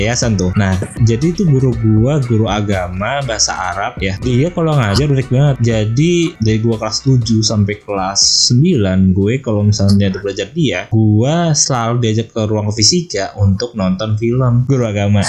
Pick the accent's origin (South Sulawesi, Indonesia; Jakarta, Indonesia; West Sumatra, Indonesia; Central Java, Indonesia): Jakarta, Indonesia; also born or lived in Depok / Cirebon; Gue kan dari Depok terus sempet TKA ya kan di Lagos TKA terus habis gue pindah ke Jakarta Selatan terus gue TK